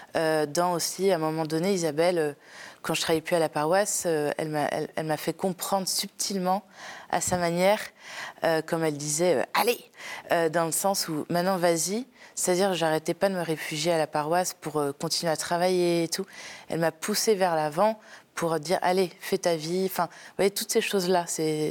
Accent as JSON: {"language": "French", "town": "Paris", "region": "Île-de-France", "country": "France", "said": "je viens de Paris. Paris 17e. donc je suis née dans une très grande famille"}